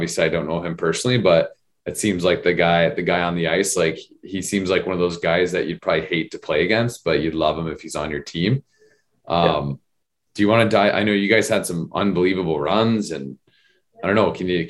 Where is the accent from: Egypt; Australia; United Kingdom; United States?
United States; Arizona; I grew up in Arizona, and I grew up watching the Western Conference.